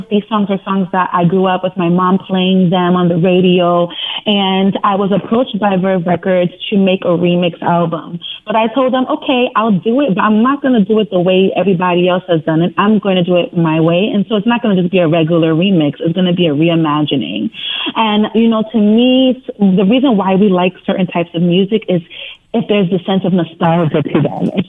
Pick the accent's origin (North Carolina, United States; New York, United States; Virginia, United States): New York, United States; Brooklyn; And it truly is an honor, especially being born and raised in Brooklyn, New York.